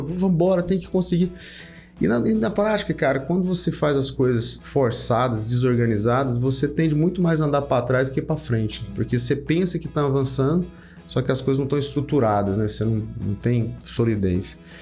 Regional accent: Porangatu, Goiás, Brazil; also born or lived in Goiânia; eu sou de uma, do norte de Goiás, né, lá de Porangatu

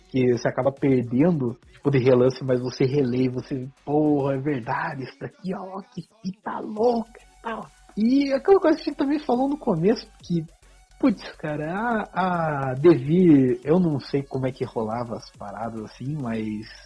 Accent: Curitiba, Paraná, Brazil; vindo do interior. Apesar que eu nasci em Curitiba

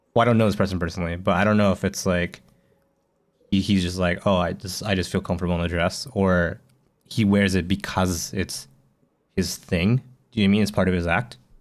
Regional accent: Canada; now in Japan

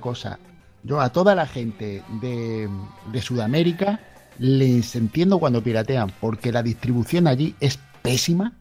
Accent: Melilla, Spain; yo soy de Melilla

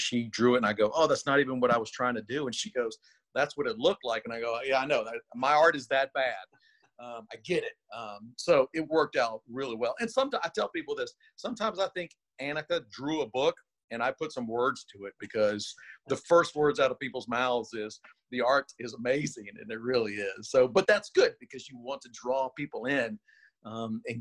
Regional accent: Louisiana, United States; I'm from Louisiana

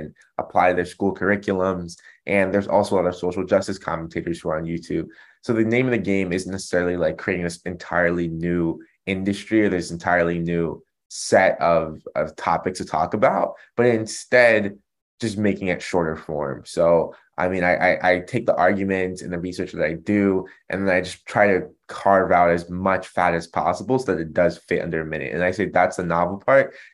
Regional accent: Germantown, Maryland, United States; I was born outside of Washington, D.C., so the capital of the United States, in a suburb, and the name of that county was called Montgomery County. And the town that I was in specifically, Germantown, Maryland

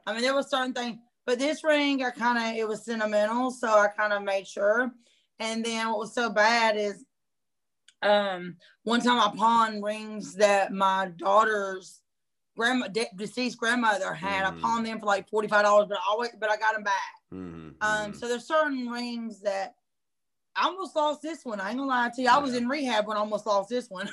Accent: Hampton, United States; moved away as an adult; also born or lived in South Georgia; I moved back to my hometown, which was Hampton, back in 2014

